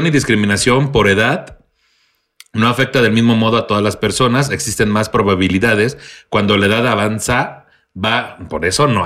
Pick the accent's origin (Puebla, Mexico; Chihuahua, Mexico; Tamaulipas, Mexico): Tamaulipas, Mexico; Soy de Tamaulipas.